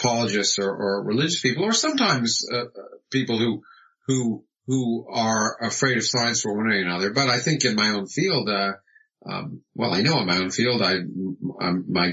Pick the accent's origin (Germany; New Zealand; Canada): Canada; Toronto, Ontario; moved away as an adult; now in United States; I was born in the United States, but I grew up in Toronto, in Canada, and had my formative education there right through being an undergraduate.